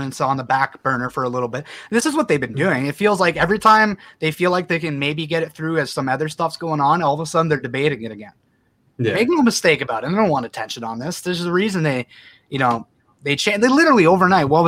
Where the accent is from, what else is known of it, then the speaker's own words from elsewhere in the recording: Canada; as a Canadian population